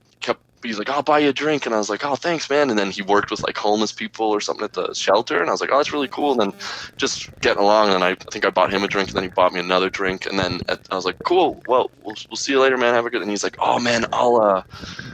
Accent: Calgary, Alberta, Canada; I was like born and raised in Alberta, never like in Calgary

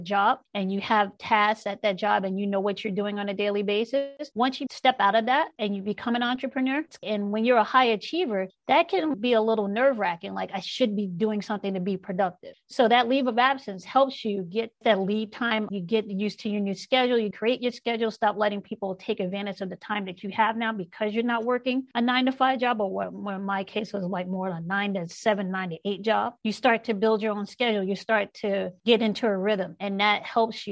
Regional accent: New York City, New York, United States; We grew up in South Jamaica, Queens, in New York City

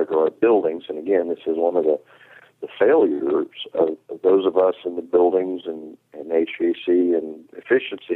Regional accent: North Carolina, United States; In my home state of North Carolina

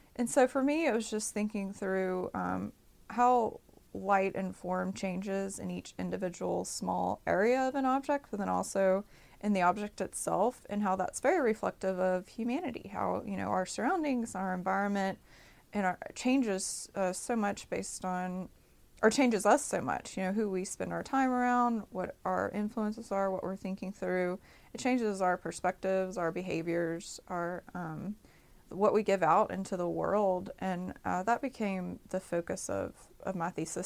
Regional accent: Jackson, Mississippi, United States; moved away as an adult; also born or lived in New Orleans, Louisiana / Austin, Texas; So I come from Jackson, Mississippi. I grew up here and grew up all over the state.

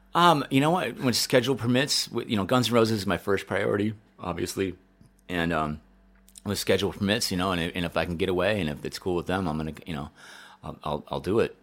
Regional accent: Denver, Colorado, United States; moved away; also born or lived in Chicago; I grew up in Denver

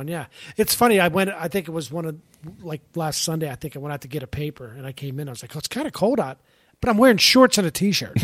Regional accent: Pittsburgh, Pennsylvania, United States; I grew up in Pittsburgh

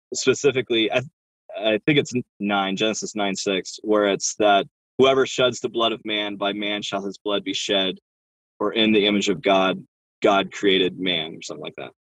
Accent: Oregon, United States; I, I grew up in Oregon

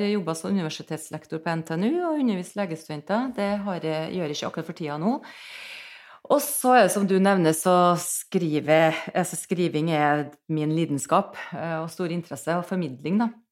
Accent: Nordmøre, Møre og Romsdal, Norway; now in Trondheim, Norway; jeg, bor i Trondheim. Jeg er fra Nordmøre

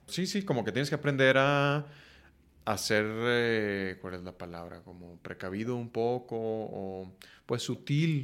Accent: northern Mexico, Mexico; así crecí, ¿no? Como hombre mexicano, norteño

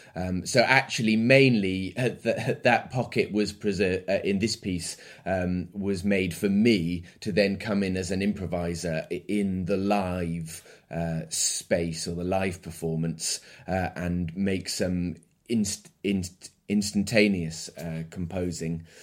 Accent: Midlands, United Kingdom; now in London, United Kingdom; I grew up in the Midlands in England and I live in London at the moment

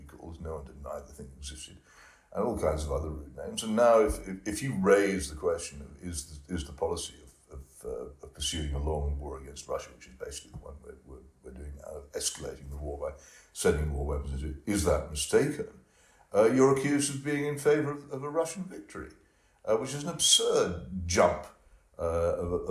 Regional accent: United Kingdom; speaking as a British patriot

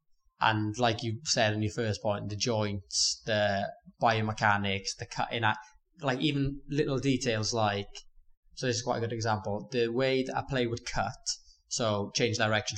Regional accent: Port Talbot, Wales, United Kingdom; Port Talbot.

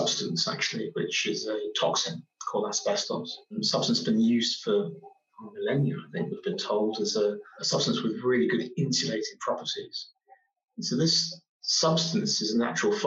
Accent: Oxford, South East England, United Kingdom; I grew up in Oxford. I was born in Oxford and represented the city.

